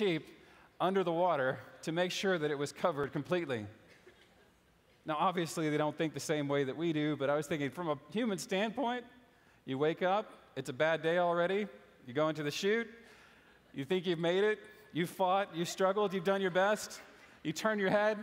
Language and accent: English; United States; also born or lived in Houston, Texas / Lafayette, Louisiana; now in East Texas, United States; I grew up in Houston and Lafayette and the cities and the burbs